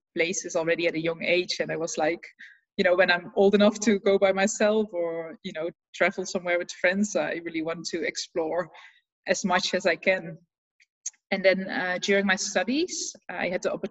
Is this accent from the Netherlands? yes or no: yes; Netherlands; moved away as an adult; also born or lived in Australia / Spain / Cambodia; I'm from the Netherlands. That's where I'm actually based right now